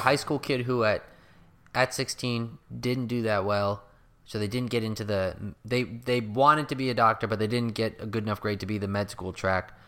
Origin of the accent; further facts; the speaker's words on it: United States; I'm an American